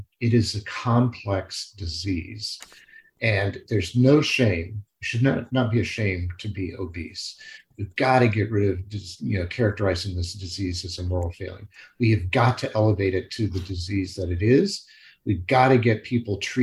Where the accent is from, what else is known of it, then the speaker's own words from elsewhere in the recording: Kankakee, Illinois, United States; moved away; in my hometown, where I grew up as a kid from fourth grade through high school, Kankakee, Illinois